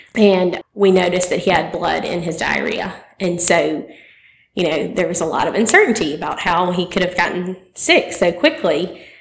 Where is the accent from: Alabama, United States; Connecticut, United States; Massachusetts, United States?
Alabama, United States; Opelika; I was born and raised in Opelika